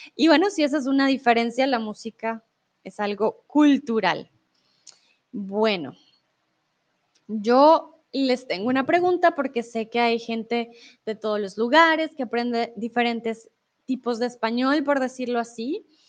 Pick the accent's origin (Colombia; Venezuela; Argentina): Colombia; Bogotá; accent: Rolo; now in Mexico; soy Rola, soy de Bogotá, de la capital de Colombia